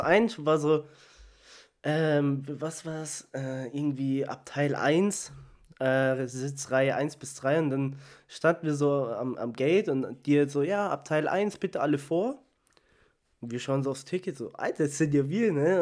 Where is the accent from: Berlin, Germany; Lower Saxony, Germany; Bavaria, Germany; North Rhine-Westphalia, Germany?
Bavaria, Germany; Munich; aus München